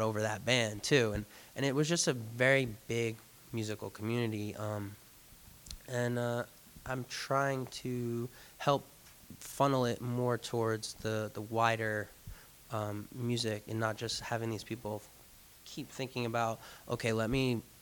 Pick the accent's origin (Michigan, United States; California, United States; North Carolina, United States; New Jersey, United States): New Jersey, United States; Jersey Shore; moved away as an adult; also born or lived in New York City; I'm from the Jersey Shore, and I left it to go work full-time in the city